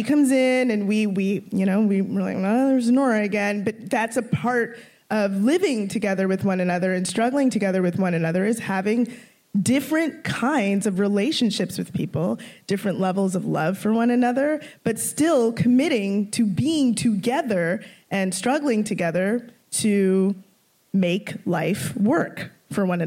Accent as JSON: {"language": "English", "town": "Toronto", "region": "Ontario", "country": "Canada", "tie": "born or raised there", "also_born_or_lived": "Scarborough / Brampton", "said": "I grew up mostly in North York."}